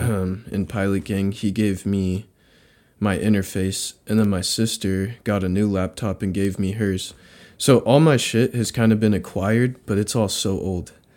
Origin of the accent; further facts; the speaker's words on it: Redding, California, United States; also born or lived in San Francisco Bay Area; I, I grew up here, but all my family's in the Bay